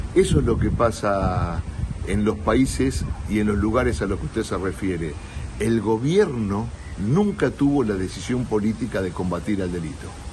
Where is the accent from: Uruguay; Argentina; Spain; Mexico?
Argentina; los argentinos lo sabemos de memoria